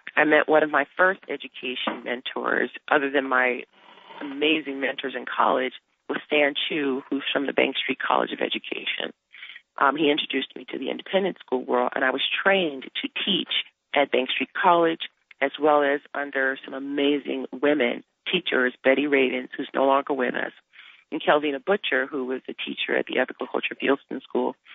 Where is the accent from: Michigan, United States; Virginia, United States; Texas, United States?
Michigan, United States; Detroit; I grew up in Detroit, and our parents made sure we went to the best institutions, the best schools in Detroit